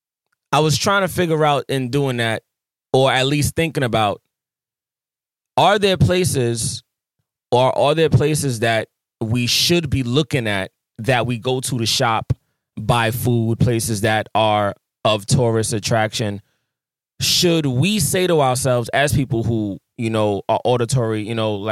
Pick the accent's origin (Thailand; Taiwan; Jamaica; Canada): Jamaica; I'm a Jamaican.